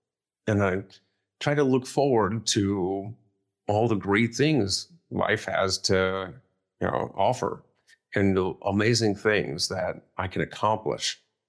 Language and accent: English; Akron, Ohio, United States; And it was my hometown, Akron, Ohio marathon, same week as my 20th high school reunion.